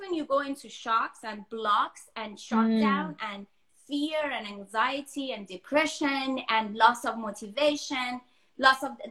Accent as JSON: {"language": "English", "country": "Denmark", "tie": "born or raised there", "also_born_or_lived": "Iran", "moved": "as an adult", "lives_now": "Los Angeles, United States", "said": "I was born in Iran, but I was raised in Denmark. And most of my adult, like, I was in my early 20s when I moved to US."}